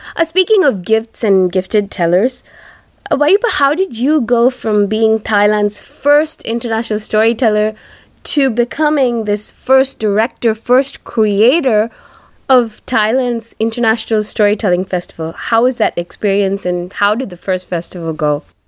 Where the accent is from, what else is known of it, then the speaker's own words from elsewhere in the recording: India; first language Tamil; English is a second language; from my home country, uh, India